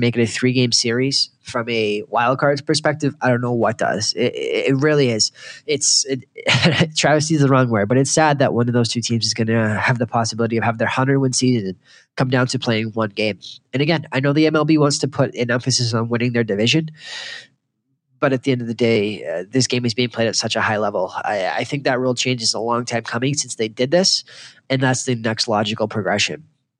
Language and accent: English; Boston, Massachusetts, United States; And again, I know I'm going to sound like a homer because I grew up in Boston.